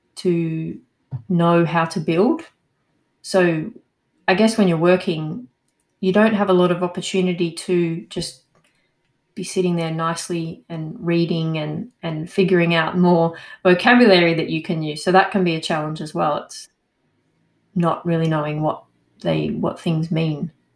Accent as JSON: {"language": "English", "country": "Australia", "moved": "yes", "lives_now": "Montpellier, France", "said": "I'm an Australian"}